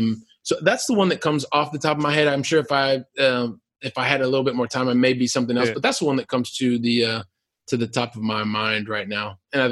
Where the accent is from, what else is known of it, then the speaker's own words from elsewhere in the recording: Columbus, Ohio, United States; And so I'm from Columbus, Ohio, right? Super continental, like really, really hot, really, really cold, snowy and all that stuff.